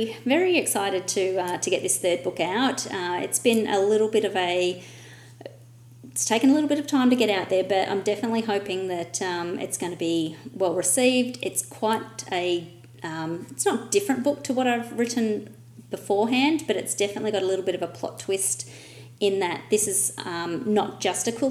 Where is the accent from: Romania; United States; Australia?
Australia; my Australian English